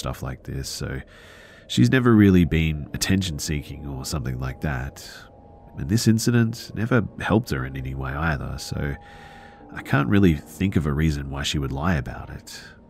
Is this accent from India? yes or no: yes; India; The thing is, too, is that I'm from India, of all places. Nobody ever heard of any Bigfoot in India, let alone in an urban environment.